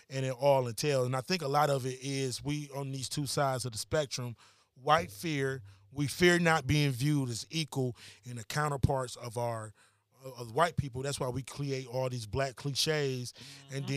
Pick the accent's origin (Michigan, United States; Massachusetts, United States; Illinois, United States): Michigan, United States; Detroit; I'm from Detroit, that. East Side, bro.